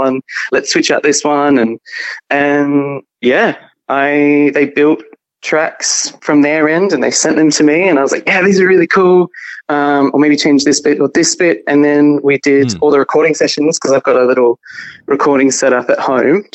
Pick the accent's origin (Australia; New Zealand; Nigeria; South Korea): Australia; Mandurah, Western Australia; now in Albany, Australia; I'm from Mandurah. Okay. Which is an hour south of Perth.